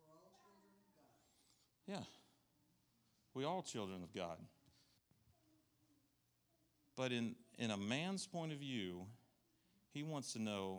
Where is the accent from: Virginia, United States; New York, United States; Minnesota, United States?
New York, United States; now in Southern United States; I'm from New York